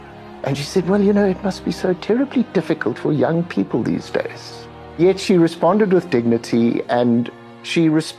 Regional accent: South Africa; And then I said, you know, Your Majesty, I'm from South Africa.

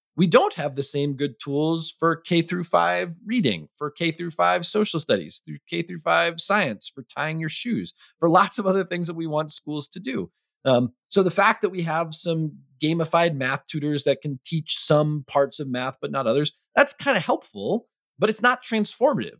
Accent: Arlington, Massachusetts, United States; my hometown school principal in Arlington, Massachusetts

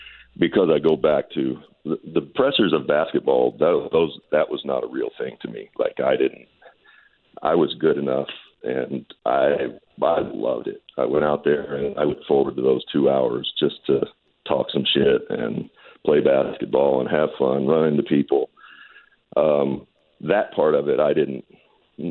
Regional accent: Owensboro, Kentucky, United States; We're both from Owensboro

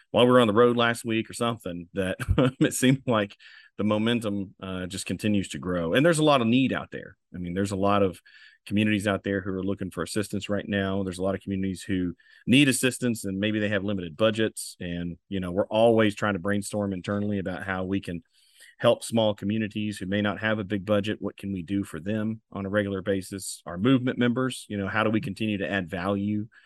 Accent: Marshall County, Kentucky, United States; It's near and dear to my heart as it is for my hometown.

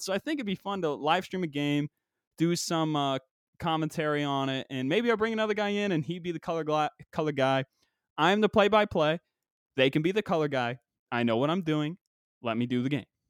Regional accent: West Virginia, United States; moved away; also born or lived in Pennsylvania; growing up in West Virginia

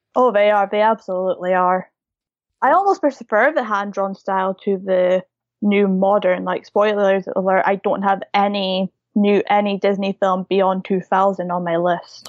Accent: United Kingdom; I'm from the U K

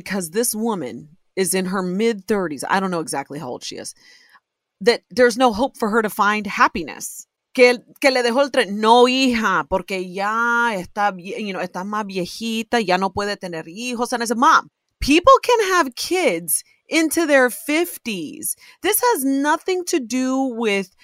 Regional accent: Ohio, United States; born or raised there

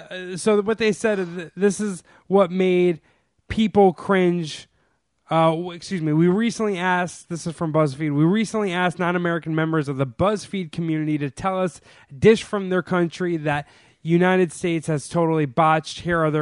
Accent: Sweden; I'm from Sweden, and here we only ever put egg wash and pearl sugar on top before baking our cannibalar.

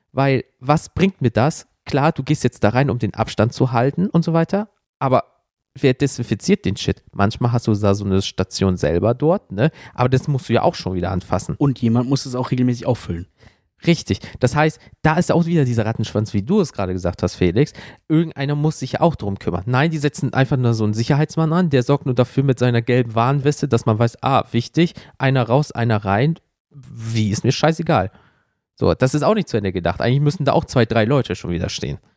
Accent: Germany; zumindest bei uns in Deutschland, ich weiß nicht, ob es bei euch in Österreich auch so war

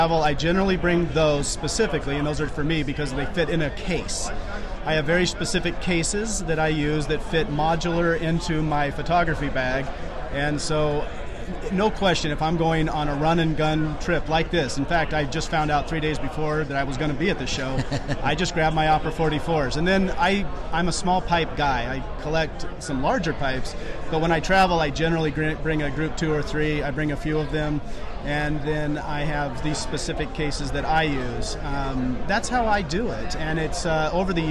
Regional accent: Atlanta, Georgia, United States; from Atlanta, Georgia

